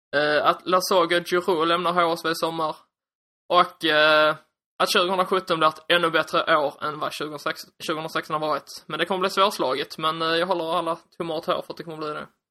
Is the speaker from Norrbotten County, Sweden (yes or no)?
no; Skåne, Sweden; accent: Skånska; jag hoppas att ni står ut med min skånska